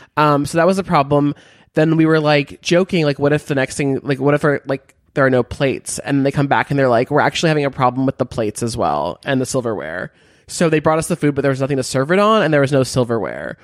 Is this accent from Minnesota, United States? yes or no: no; Beverly Hills, California, United States; moved away; I'm from Beverly Hills